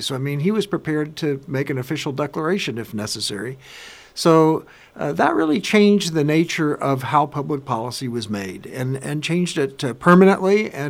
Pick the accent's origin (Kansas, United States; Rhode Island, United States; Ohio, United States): Kansas, United States; I'm from Kansas